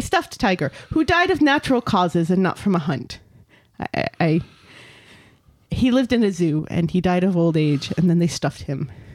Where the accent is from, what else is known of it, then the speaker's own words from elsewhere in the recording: United States; accent: American; I'm an American